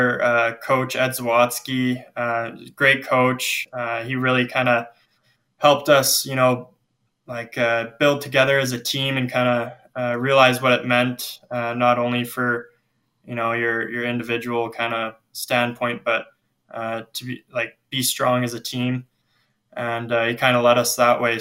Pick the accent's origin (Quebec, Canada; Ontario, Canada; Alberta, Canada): Alberta, Canada; Lethbridge; now in Spruce Grove, Canada; I grew up in Lethbridge